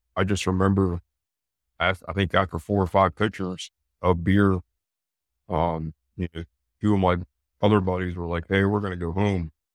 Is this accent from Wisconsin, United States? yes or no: no; Eastern Pennsylvania, United States; moved away as an adult; also born or lived in York, Pennsylvania; now in Charlotte, United States; back up to my hometown